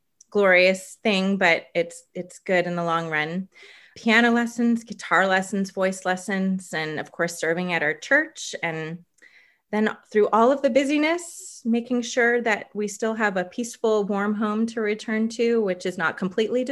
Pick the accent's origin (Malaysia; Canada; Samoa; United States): United States; Anaheim, California; I grew up in Anaheim, California, and we're still here